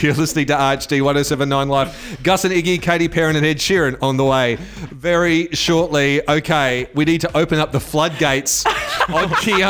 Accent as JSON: {"language": "English", "region": "Queensland", "country": "Australia", "tie": "born or raised there", "moved": "yes", "said": "I went to primary school in Queensland"}